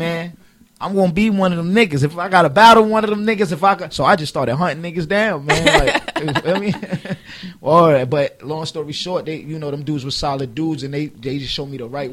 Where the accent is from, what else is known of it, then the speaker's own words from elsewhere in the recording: New York City, New York, United States; moved away; growing up in Harlem, like, it's like, if you look at the way it's set up out here, it's houses